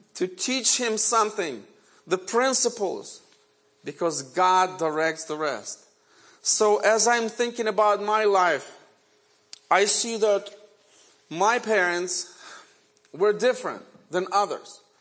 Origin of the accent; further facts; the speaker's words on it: Ukraine; first language Ukrainian; English is a second language; now in United States; And Ukrainian is my native language. I was born in Ukraine in 1970.